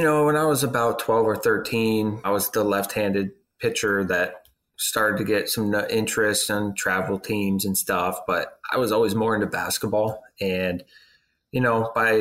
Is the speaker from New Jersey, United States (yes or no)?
no; Southern California, United States; moved away as an adult; I'm from Southern California, born and raised there